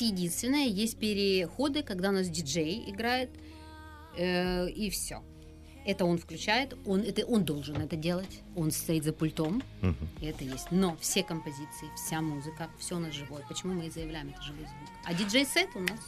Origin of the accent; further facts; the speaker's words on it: Ukraine; у себя на родине, угу. на нашей любимой батькивщине Украине